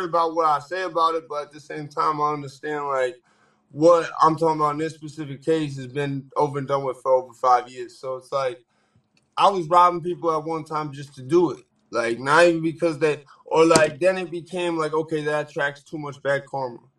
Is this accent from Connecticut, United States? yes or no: yes; Danbury, Connecticut, United States; I grew up right in Danbury. Like I spent probably more time